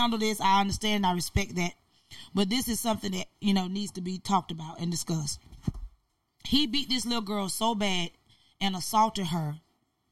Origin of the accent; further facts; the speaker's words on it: Albany, Georgia, United States; My hometown, Albany, Georgia. That's where I'm from.